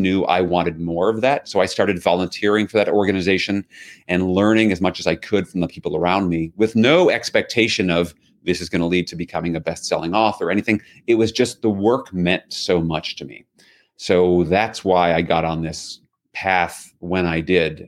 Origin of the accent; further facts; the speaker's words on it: New York City, New York, United States; I grew up in New York City.